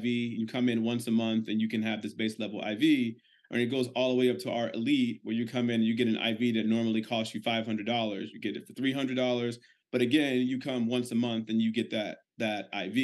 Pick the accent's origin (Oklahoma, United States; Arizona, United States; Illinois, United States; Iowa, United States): Illinois, United States; Chicago; now in Tampa, United States; I'm originally from Chicago, but we now live in Tampa, Florida